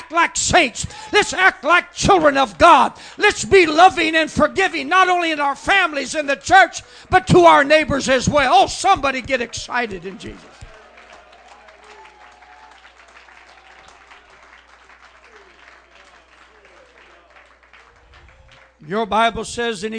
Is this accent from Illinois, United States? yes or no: no; Oregon, United States; I was born in Oregon